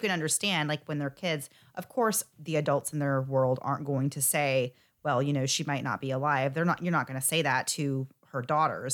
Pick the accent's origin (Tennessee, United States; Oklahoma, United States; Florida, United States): Florida, United States; I'm from Florida, and we love our Publix subs here